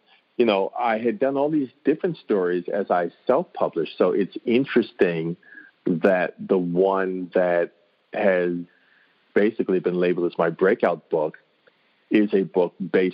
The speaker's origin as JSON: {"language": "English", "town": "New York City", "region": "New York", "country": "United States", "tie": "born or raised there", "also_born_or_lived": "Harlem", "said": "I'm an author illustrator. I was born in Harlem and grew up in Washington Heights, which is the next section up."}